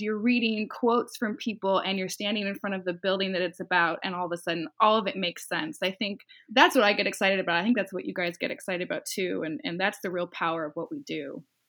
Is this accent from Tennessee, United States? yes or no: no; Los Angeles, California, United States; born or raised there; now in San Francisco, United States